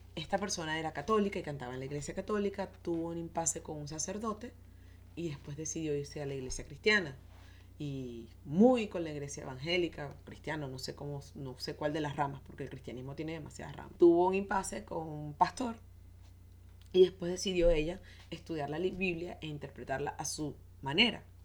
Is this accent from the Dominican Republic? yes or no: no; Venezuela; Soy venezolana